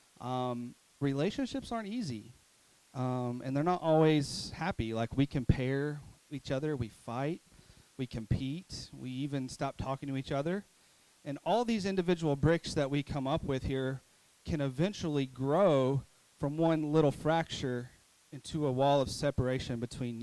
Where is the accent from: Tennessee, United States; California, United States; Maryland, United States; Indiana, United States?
Tennessee, United States; Mountain City; I'm from Mountain City